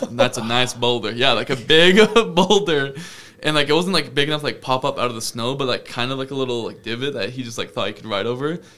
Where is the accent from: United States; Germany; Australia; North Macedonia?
United States; Fairfield, Maine; my hometown of Fairfield, Maine.